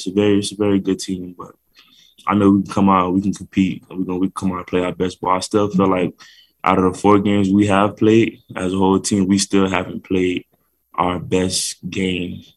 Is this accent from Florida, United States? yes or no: yes; Miami, Florida, United States; moved away as an adult; now in Logan, United States; I'm originally from Miami as well